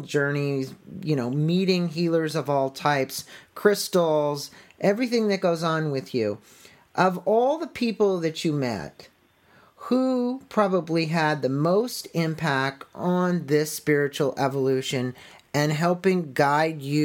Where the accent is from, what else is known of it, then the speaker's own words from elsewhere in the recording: San Diego, California, United States; I'm from San Diego